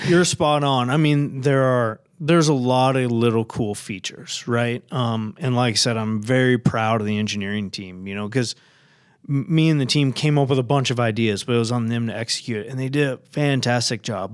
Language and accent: English; Oregon, United States; moved away as an adult; now in Minnesota, United States; I was born and raised in Oregon